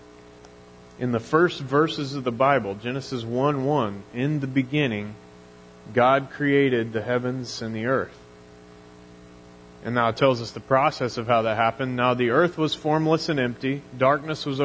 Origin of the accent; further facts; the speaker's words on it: Mission, Kansas, United States; now in El Dorado, United States; I grew up in Mission, Kansas, which is, you know, one of the smaller Kansas City suburbs